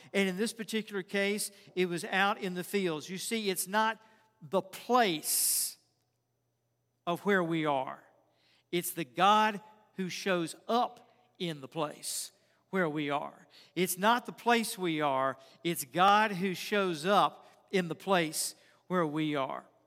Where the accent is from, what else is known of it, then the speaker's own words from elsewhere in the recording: Richmond, Virginia, United States; I grew up in Richmond, and we had this granite pool